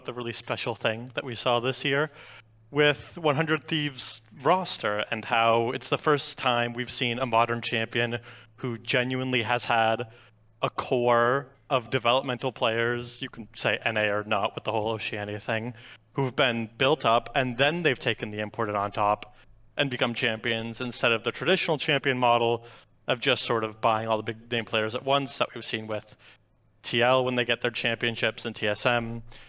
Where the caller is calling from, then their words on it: Austin, Texas, United States; I am calling from Austin, Texas.